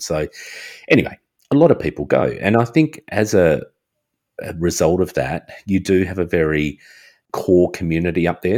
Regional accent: Australia; I'm Australian.

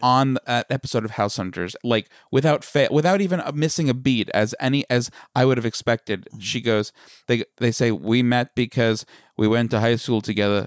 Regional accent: Smithtown, New York, United States; accent: Long Island; the little hamlet in Smithtown that we grew up

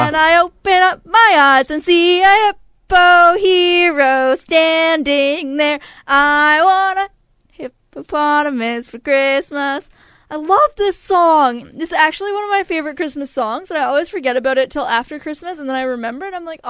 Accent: Canada; explain that I'm Canadian and I was angry about hockey.

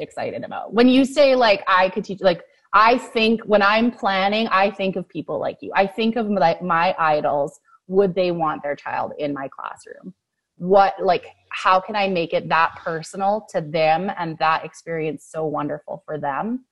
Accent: Fort McMurray, Alberta, Canada; I grew up in Fort McMurray and yeah. went through the school system there.

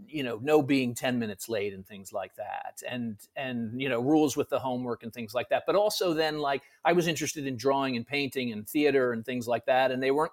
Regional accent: Connecticut, United States; now in New York, United States; I'm from Connecticut originally. I live in New York now.

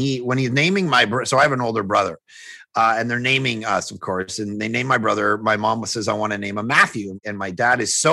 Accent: Toronto, Ontario, Canada; moved away as an adult; now in Vancouver, Canada; I grew up in Toronto, skeptical home, agnostic, atheist, all that stuff

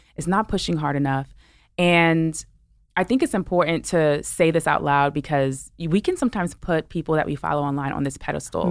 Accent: New York City, New York, United States; I'm a New Yorker, right? I'm from Brooklyn

